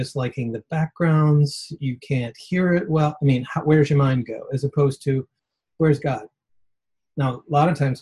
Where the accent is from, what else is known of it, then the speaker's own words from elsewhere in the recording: outside Detroit, Michigan, United States; I grew up outside Detroit in the 68 riots. I was 11 years